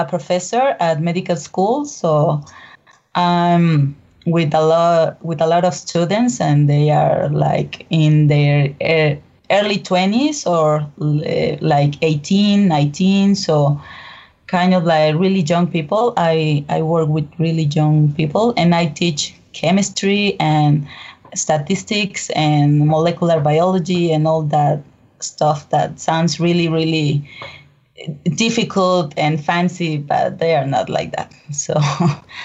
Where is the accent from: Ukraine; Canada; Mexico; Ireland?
Mexico; I'm from Mexico. I'm actually in Mexico City.